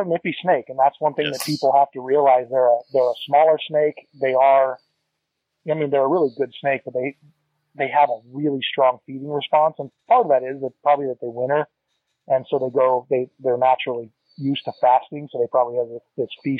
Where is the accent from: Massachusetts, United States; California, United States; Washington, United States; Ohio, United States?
California, United States; Northern; also born or lived in Texas; we moved to Northern California, where my mom was from